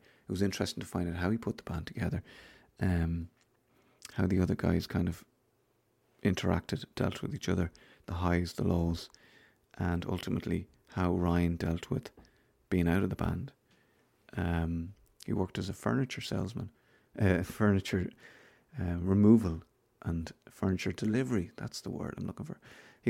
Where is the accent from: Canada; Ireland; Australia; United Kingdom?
Ireland; Newbridge, County Kildare; because I'm from Newbridge and he's from Newbridge.